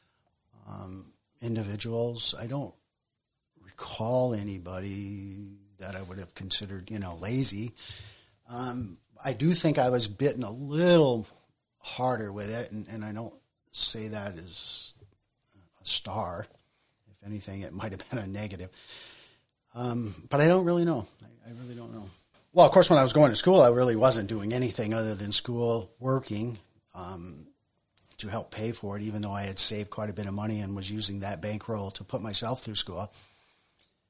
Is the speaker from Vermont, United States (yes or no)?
yes; Colchester, Vermont, United States; born or raised there; also born or lived in Bolton, Vermont